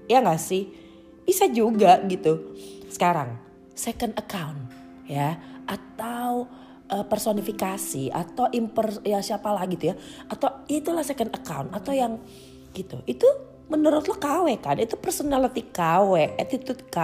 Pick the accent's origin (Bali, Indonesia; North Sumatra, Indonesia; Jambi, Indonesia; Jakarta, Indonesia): Jakarta, Indonesia; gue gede dan tinggal di Jakarta gitu ya